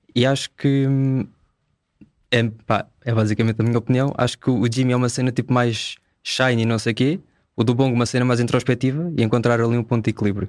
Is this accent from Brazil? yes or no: no; Amadora, Lisbon, Portugal; sou da Amadora